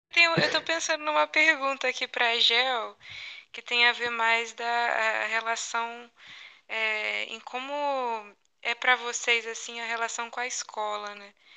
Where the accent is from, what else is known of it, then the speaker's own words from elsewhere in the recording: Rio Espera, Minas Gerais, Brazil; eu sou de uma cidade do interior de Minas Gerais, que chama Rio Espera